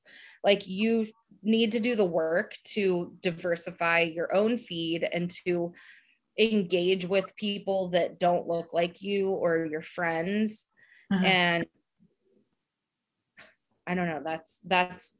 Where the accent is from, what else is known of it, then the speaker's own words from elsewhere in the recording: Pittsburgh, Pennsylvania, United States; I'm from Pittsburgh